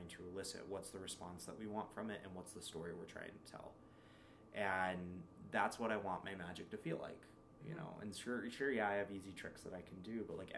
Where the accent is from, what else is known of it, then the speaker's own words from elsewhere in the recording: United States; I am Hispanic and it's something that, like, I lost out growing up in America